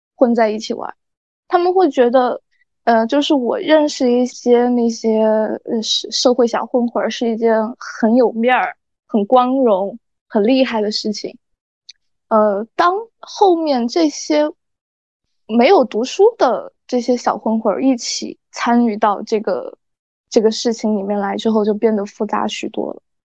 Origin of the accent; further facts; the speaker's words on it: Sichuan, China; accent: Sichuanese; 差点就说四川话了